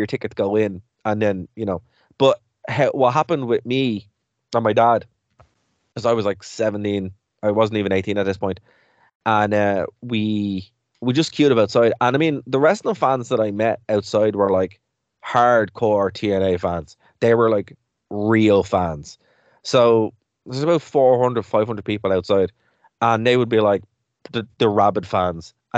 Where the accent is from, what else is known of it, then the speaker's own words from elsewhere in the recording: Ireland; we're an Irish podcast